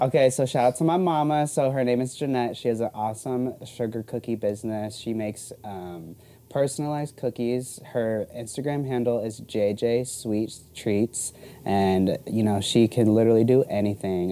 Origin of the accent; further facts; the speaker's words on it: Arizona, United States; also born or lived in Florida; I've lived in Arizona like all my life